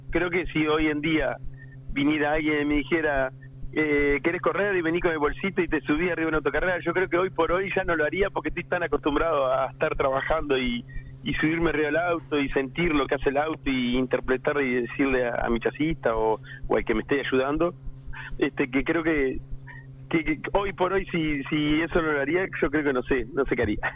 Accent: Pando, Canelones, Uruguay; Yo soy de la ciudad de Pando, un poquitito más para afuera

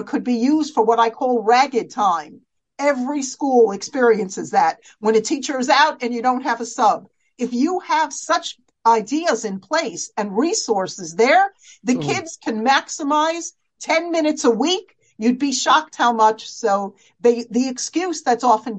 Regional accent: United States; as American girls

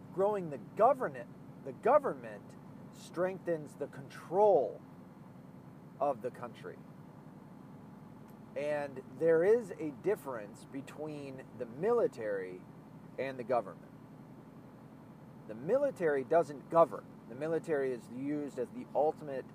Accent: Arkansas, United States; now in Michigan, United States; I'm from the South. I was born in Arkansas.

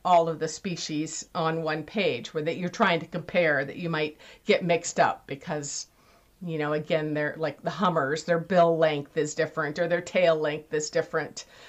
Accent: California, United States; I had horses and rode around Lake Tahoe, where I grew up in California

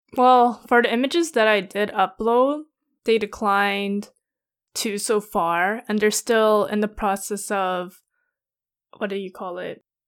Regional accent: Canada; we're Canadian

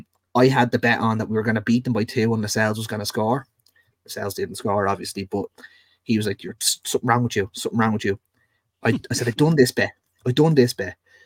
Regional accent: Dublin, Leinster, Ireland; I'm actually from Dublin.

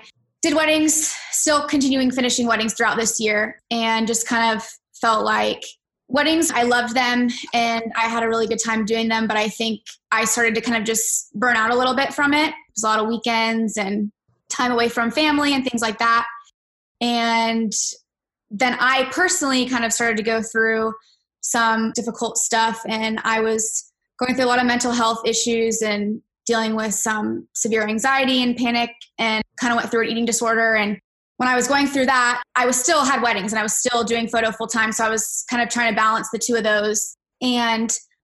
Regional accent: Orlando, Florida, United States; I grew up in Orlando. I've lived here my whole life.

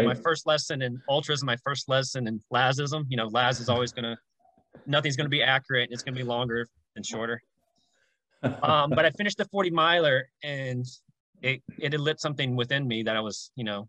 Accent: Jackson, Tennessee, United States; moved away as an adult; now in Los Angeles, United States; I was living in Jackson, Tennessee, which is my hometown. I've lived there for 30 years of my life, currently in Los Angeles

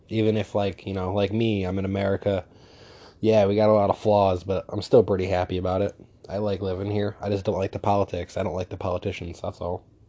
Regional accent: New York, United States; I'm from New York

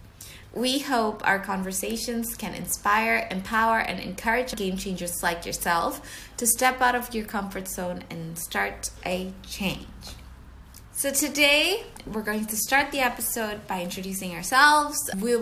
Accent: Jakarta, Indonesia; moved away as an adult; now in London, United Kingdom; we both just moved to London. I was from Jakarta, Indonesia

